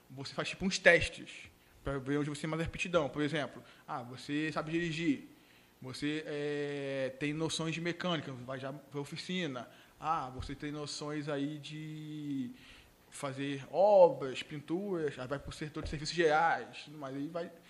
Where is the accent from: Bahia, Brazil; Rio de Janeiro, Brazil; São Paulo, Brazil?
Rio de Janeiro, Brazil; muitos não acreditaram que realmente é, eu vim do Rio e tudo mais